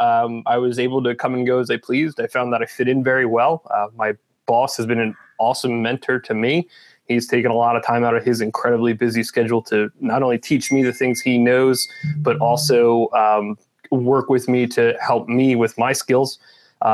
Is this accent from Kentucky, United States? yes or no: no; Southeast Pennsylvania, United States; also born or lived in Binghamton, New York; I am from Pennsylvania, Southeast Pennsylvania, grew up here, was born here, grew up here